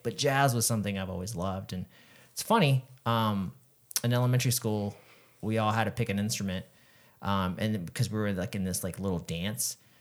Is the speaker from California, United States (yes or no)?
yes; San Diego, California, United States; I grew up in San Diego